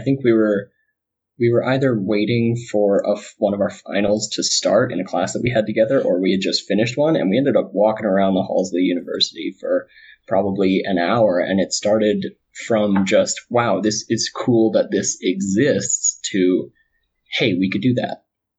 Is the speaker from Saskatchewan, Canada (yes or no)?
no; Calgary, Alberta, Canada; I'm from Calgary, Alberta, so okay. Kind of right above Montana.